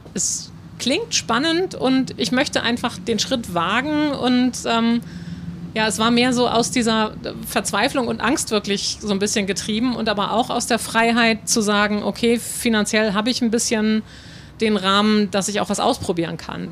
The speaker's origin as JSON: {"language": "German", "area": "North Frisia", "region": "Schleswig-Holstein", "country": "Germany", "tie": "born or raised there", "said": "ich bin in Nordfriesland groß geworden"}